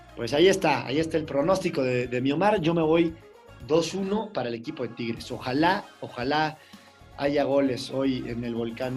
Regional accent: Mexico; como mexicanos

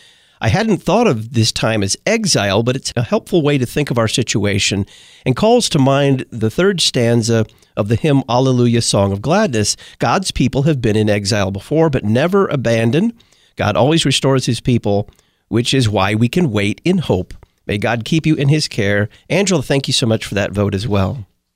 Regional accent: California, United States; I'm from California and know the sadness because we can't get many candidates into office.

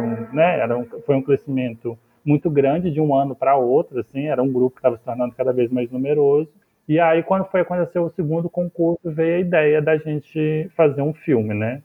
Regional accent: Catalão, Goiás, Brazil; moved away; lá da região de lá de Catalão, onde eu nasci e onde eu vivi

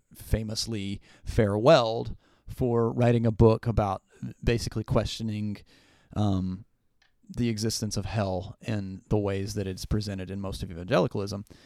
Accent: Appalachia, United States; I'm still from Appalachia, uh, I still live kind of in Appalachia now

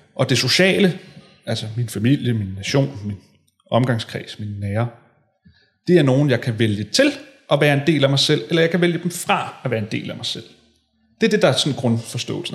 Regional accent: Hillerød, Capital Region of Denmark, Denmark; jeg voksede op i Hillerød, øh, gik på gik folkeskole i Hillerød

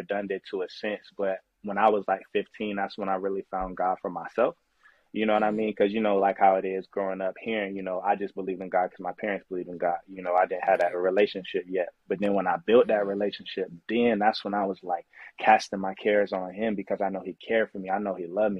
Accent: Winter Haven, Florida, United States; I'm from Winter Haven, Florida

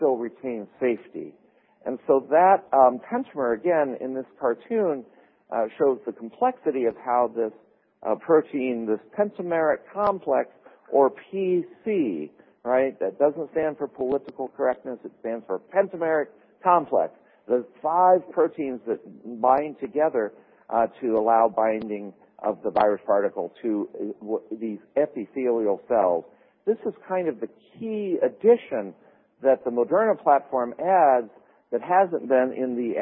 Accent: Minnesota, United States; I'm from Minnesota

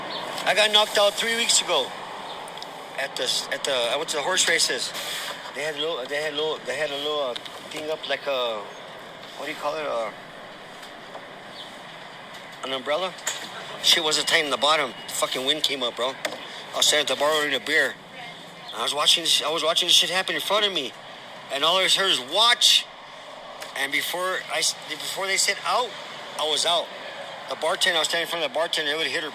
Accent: Los Padillas, New Mexico, United States; I'm from Los Padillas

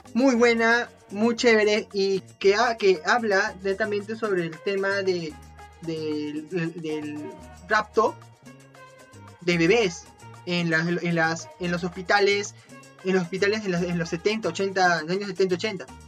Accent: Peru; soy peruano y realmente me gusta apoyar el arte que se fabrica acá en Perú

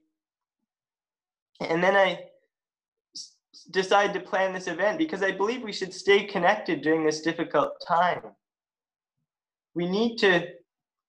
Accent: West Grey, Ontario, Canada; also born or lived in Halifax, Nova Scotia; now in Owen Sound, Canada; I was raised in Halifax, and I was raised in West Grey. And now I live in the great city of Owen Sound

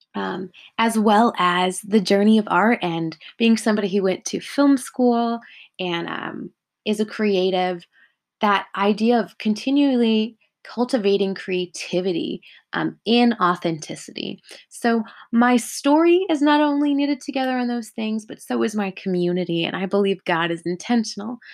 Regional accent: California, United States; I'm living in Southern California at the moment, and I was born and raised here in California.

